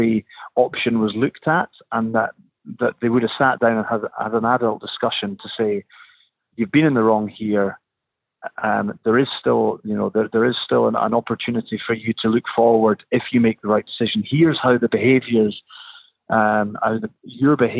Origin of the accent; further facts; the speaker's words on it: Scotland, United Kingdom; as a Scottish person